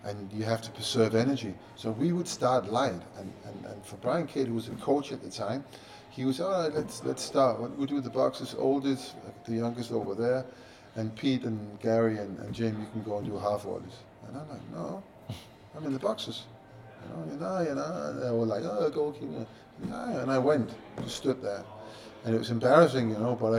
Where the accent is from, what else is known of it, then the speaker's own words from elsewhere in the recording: Copenhagen, Capital Region of Denmark, Denmark; moved away; I'm a kid growing up in Copenhagen, no TV, newspapers, of course, but no internet, no nothing